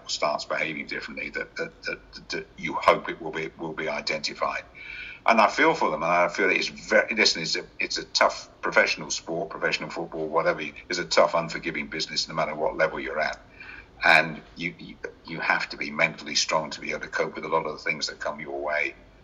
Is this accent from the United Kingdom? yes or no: yes; Oxford, South East England, United Kingdom; also born or lived in Birmingham; I was born in Oxford over 70 years ago